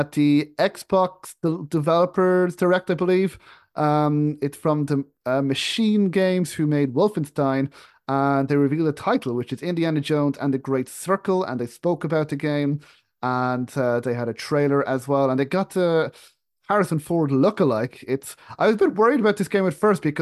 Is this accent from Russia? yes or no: no; Ireland; moved away; my home where I grew up in Ireland